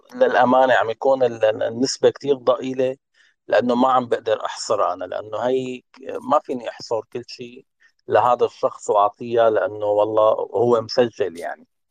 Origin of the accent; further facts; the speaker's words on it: Syria; نحن كسوريين